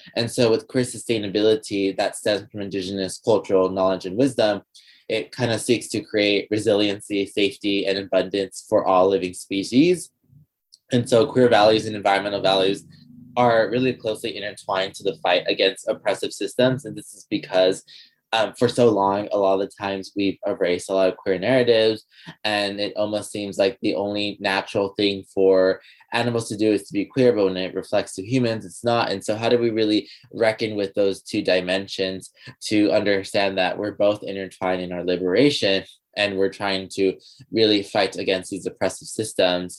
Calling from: Los Angeles, California, United States; I'm currently calling from Tungabullan in Los Angeles, California

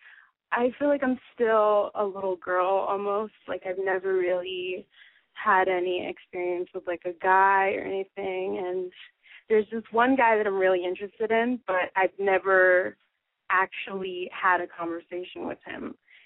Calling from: New York, United States; I'm 18, and I'm from New York.

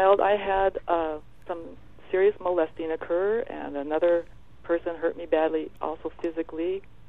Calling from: Oregon, United States; I'm on the Oregon coast, up towards Astoria, sitting in a lovely little

